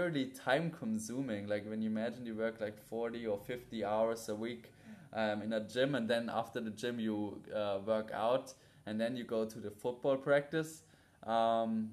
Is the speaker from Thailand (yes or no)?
no; Munich, Bavaria, Germany; moved away as an adult; now in Bali, Indonesia; from a 13-year-old boy growing up in Munich, playing American football, to now 22 years old, living in Bali